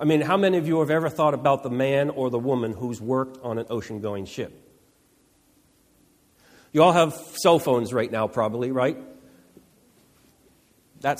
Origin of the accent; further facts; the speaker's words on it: Boston, Massachusetts, United States; also born or lived in New Jersey; I was born in New Jersey, but I grew up in the Boston area.